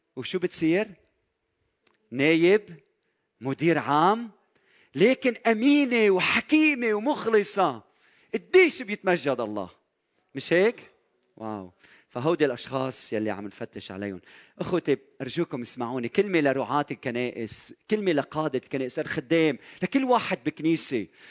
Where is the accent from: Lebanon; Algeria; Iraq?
Lebanon; بلدنا لبنان